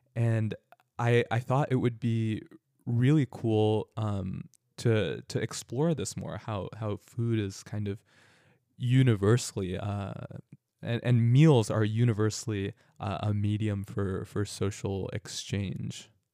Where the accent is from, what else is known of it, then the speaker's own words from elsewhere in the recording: suburban California, United States; also born or lived in Danville; growing up in suburban California, uh, my entire life